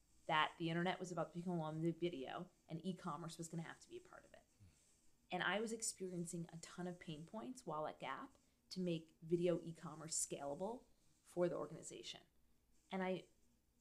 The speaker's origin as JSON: {"language": "English", "region": "New York", "country": "United States", "tie": "born or raised there", "said": "I grew up in New York"}